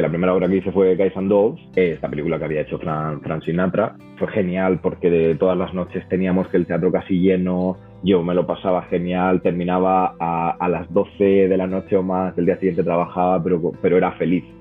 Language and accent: Spanish; Murcia, Region of Murcia, Spain; moved away as an adult; also born or lived in United States / Dublin, Ireland; now in Madrid, Spain; yo estudié traducción e interpretación en la Universidad de Murcia, como te has dicho, de donde vengo